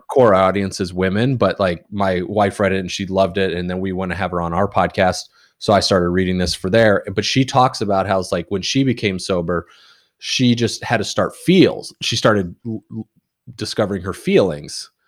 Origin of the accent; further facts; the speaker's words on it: Indiana, United States; moved away as an adult; also born or lived in Casper, Wyoming / Kansas / Alabama / Louisiana; now in New England, United States; I started kindergarten in Indiana, and then I was there until and I went to Purdue for university